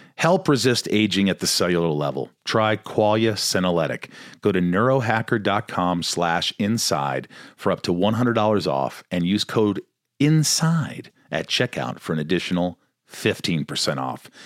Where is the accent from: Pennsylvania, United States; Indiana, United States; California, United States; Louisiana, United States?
Indiana, United States; also born or lived in New York; I'm from New York, but I grew up in a small town in Indiana.